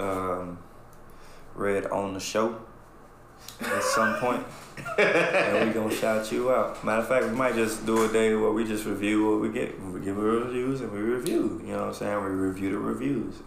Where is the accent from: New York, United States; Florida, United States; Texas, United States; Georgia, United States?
Texas, United States; Dallas; I grew up in Oak Cliff.